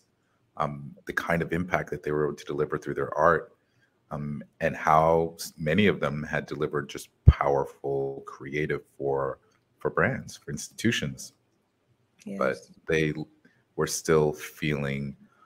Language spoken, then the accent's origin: English; United States; this is something that came from my experience in America, like being American, being American, but not of America